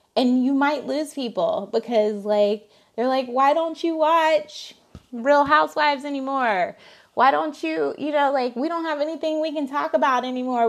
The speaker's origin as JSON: {"language": "English", "region": "Alabama", "country": "United States", "said": "I'm from, I'm from Alabama"}